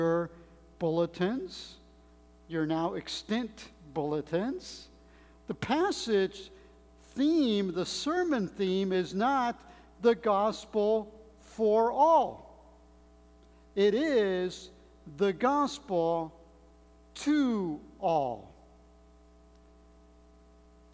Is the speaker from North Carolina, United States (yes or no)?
no; Monterey Park, California, United States; also born or lived in Mexico / Mexico City; all my friends, especially here in Monterey Park, were English-speaking. That's where I grew up